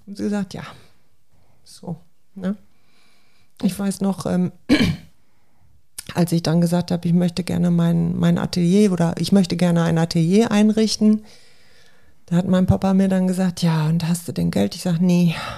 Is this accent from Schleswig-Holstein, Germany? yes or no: no; Hamm, North Rhine-Westphalia, Germany; ich komme ja gebürtig aus Hamm, aus ja. dem Ruhrgebiet.